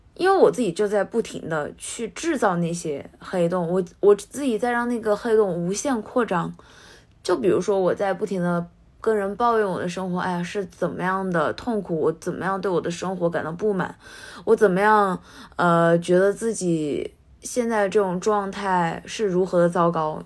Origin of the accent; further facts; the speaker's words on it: China; moved away as an adult; now in Japan; 我自己是来自中国，然后现在在日本的大学